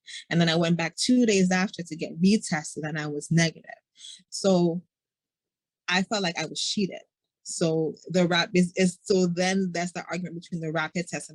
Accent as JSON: {"language": "English", "country": "Jamaica", "said": "I'm Jamaican"}